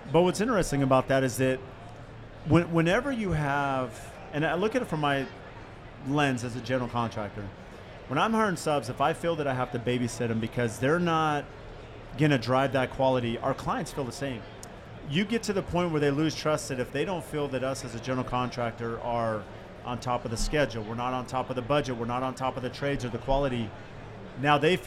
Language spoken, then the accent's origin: English; California, United States; now in Arizona, United States; I grew up in California